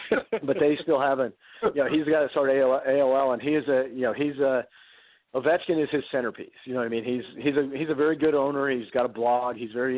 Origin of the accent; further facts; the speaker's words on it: Boston, Massachusetts, United States; also born or lived in Washington, D.C., United States; I grew up in Boston and D.C., and I've been going to Caps games every year.